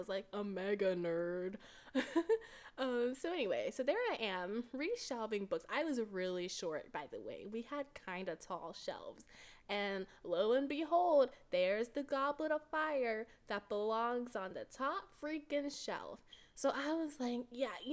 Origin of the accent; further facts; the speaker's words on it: Texas, United States; I am from Texas.